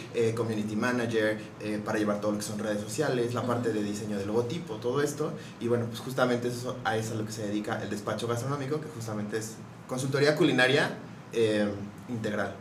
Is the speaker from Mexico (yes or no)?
yes; Mexico; siendo orgullosos de lo que podemos nosotros generar como mexicanos